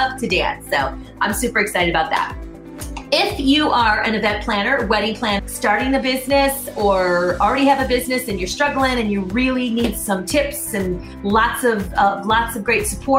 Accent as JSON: {"language": "English", "region": "Michigan", "country": "United States", "moved": "yes", "said": "I'm actually a Midwest girl myself. I'm from Michigan originally. I've been here forever"}